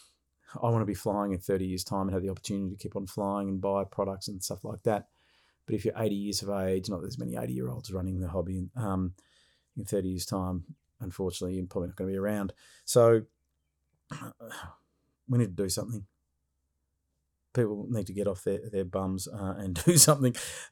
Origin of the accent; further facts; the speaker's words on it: Victoria, Australia; my home state of Victoria